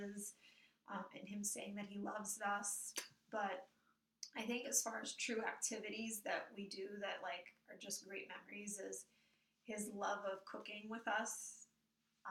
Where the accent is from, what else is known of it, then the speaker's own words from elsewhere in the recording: Kentucky, United States; now in New Jersey, United States; I grew up in the South in Kentucky, where there was a certain structure